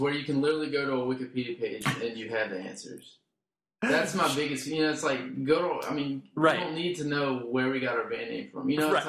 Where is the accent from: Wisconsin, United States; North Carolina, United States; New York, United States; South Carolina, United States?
North Carolina, United States; Charlotte; accent: North Carolina dialect; also born or lived in Morganton, North Carolina; But I never really lived there. But I grew up pretty much in Charlotte area.